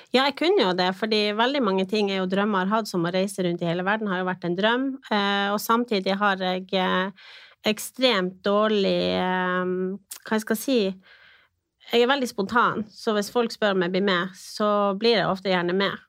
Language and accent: Norwegian; Finnsnes, Troms, Norway; now in Tromsø, Norway; Jeg er født og oppvokst på Finnsnes. Bor nå eh, i Tromsø